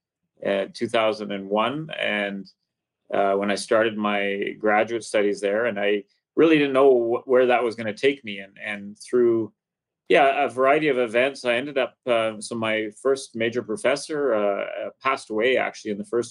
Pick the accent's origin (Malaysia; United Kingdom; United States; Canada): Canada; British Columbia; I grew up in Western Canada, British Columbia, went to school at the University of British Columbia